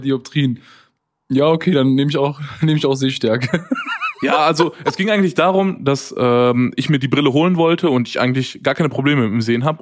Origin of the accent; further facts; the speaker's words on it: Waltrop, North Rhine-Westphalia, Germany; now in Cologne, Germany; ich komme ja eigentlich aus der Nähe von Dortmund. Das, sind, das nennt sich Waltrop.